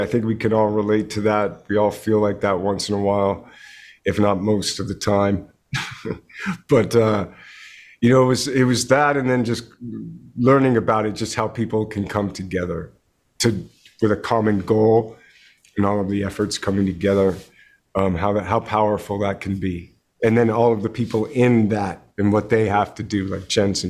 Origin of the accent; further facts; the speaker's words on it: Canada; I grew up in Canada